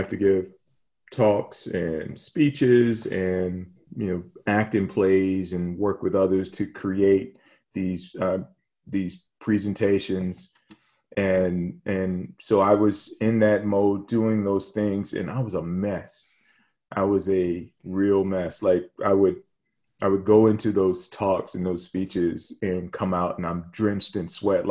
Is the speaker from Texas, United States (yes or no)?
no; Hampton, Virginia, United States; I grew up in Hampton, Virginia